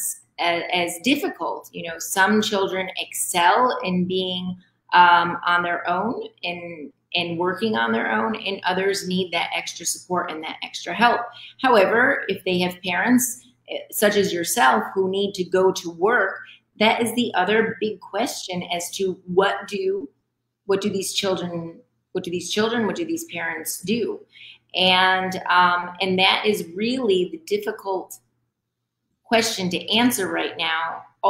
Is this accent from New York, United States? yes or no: yes; Rome, New York, United States; now in Dominican Republic; I'm originally from Rome, New York, from upstate.